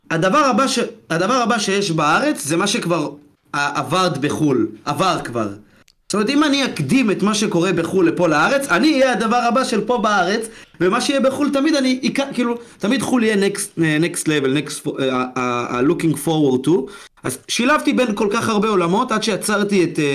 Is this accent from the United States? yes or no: no; Georgia; נולדתי עם ערכים, בכל זאת אני גרוזיני, אז יש לנו את הנימוסים הסובייטים וכאלה, אתה יודע.